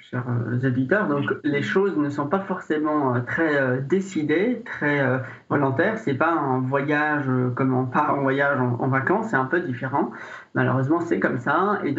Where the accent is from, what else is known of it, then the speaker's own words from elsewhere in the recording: Syria; French is a second language; now in France; Je suis arrivé en France de Syrie, euh, donc j'ai aussi euh, pu demander, faire le parcours de la demande d'asile et puis l'obtenir et par la suite recommencer une vie en France.